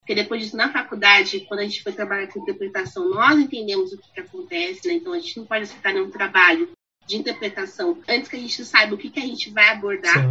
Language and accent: Portuguese; Brazil; first language Portuguese; A gente nasceu no Brasil, fala português